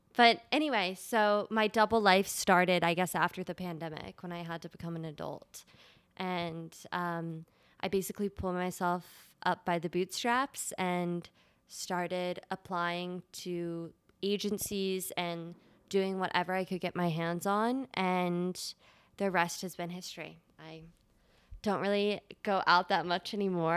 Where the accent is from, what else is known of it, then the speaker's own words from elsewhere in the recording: Delaware, United States; moved away; I grew up in Delaware, which is probably one of the worst states in the United